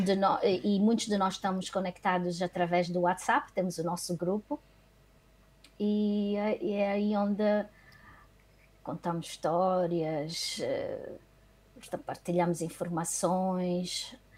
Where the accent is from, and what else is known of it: Luanda, Luanda Province, Angola; born or raised there; moved away as an adult; also born or lived in Benguela, Angola